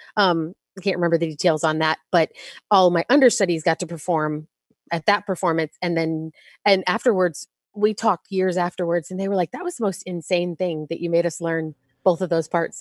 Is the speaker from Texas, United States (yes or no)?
yes; Texas, United States; I grew up in Texas